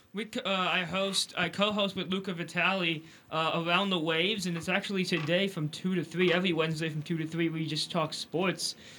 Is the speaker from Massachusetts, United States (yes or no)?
no; St. Louis, Missouri, United States; being from Saint Louis